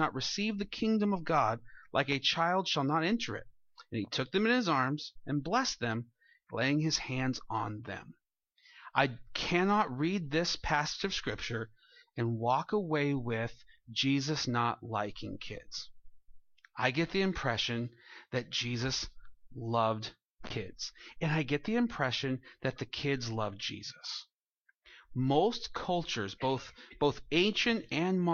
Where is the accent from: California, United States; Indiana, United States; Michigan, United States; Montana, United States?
California, United States; Santa Maria; he was from my hometown